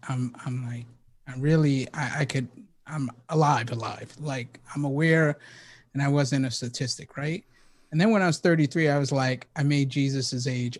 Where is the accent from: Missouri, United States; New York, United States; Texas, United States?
New York, United States; New York City; moved away; I was born and raised in the Bronx